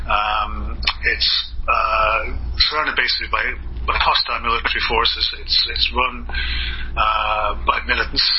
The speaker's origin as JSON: {"language": "English", "town": "Kildare", "region": "County Kildare", "country": "Ireland", "tie": "born or raised there", "also_born_or_lived": "Canada / Alberta / Dublin", "said": "I grew up in Kildare Town, which is you know, anywhere else in the world you'd call it a village. There's probably only about three or four thousand people living in it."}